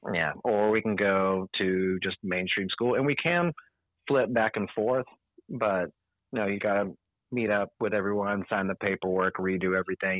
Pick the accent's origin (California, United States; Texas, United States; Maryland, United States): Texas, United States; San Antonio; I'm from San Antonio. I went to school at Winston Churchill High School